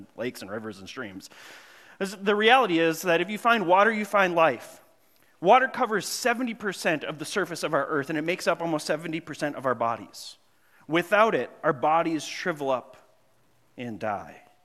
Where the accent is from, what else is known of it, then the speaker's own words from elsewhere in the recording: Grand Marais, Minnesota, United States; I grew up in Grand Marais, Minnesota. Well, I moved up there when I was in sixth grade